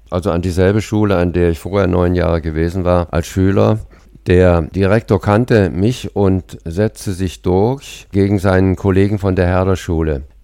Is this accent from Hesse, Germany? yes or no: yes; Kassel, Hesse, Germany; Und äh, ja, meine Heimat. Damit kann ich mich äh, identifizieren.